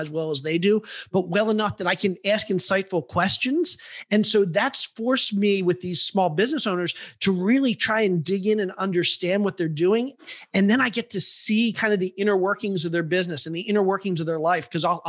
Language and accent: English; Cleveland, Ohio, United States; I grew up in Cleveland and I went to college and then I started a business.